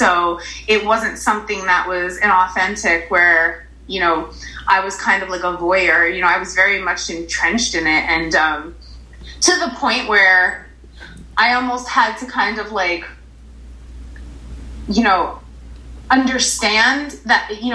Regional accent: Paterson, New Jersey, United States; growing up in Paterson

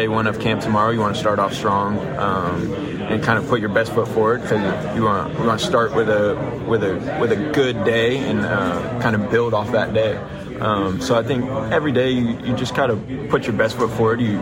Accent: California, United States; moved away as an adult; now in Lafayette, United States; born and raised in California

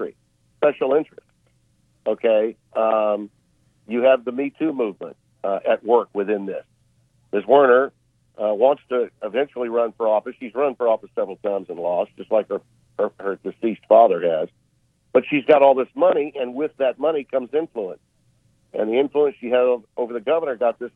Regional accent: Louisiana, United States; I'm from Louisiana

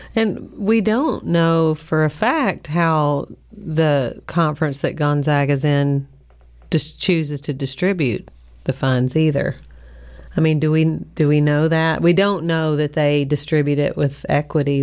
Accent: Kentucky, United States; I grew up in Kentucky

